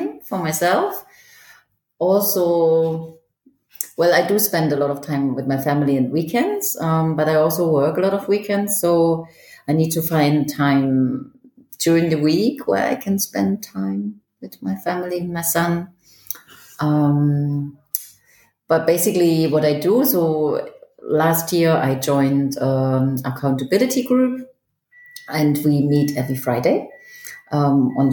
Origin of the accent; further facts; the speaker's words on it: East Germany, Germany; also born or lived in Manchester, United Kingdom / Toronto, Canada; now in Zurich, Switzerland; Originally I was born in Germany, in East Germany, and then I lived in the UK, in Manchester, for 15 years